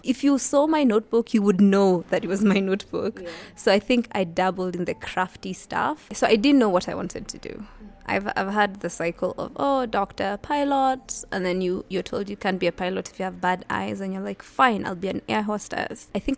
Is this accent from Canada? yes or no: no; Nairobi, Kenya; Born and raised in Nairobi, I went to Kangware Primary School from class 1 till class 6. And then class 7 and class 8, I went to Lovington Primary School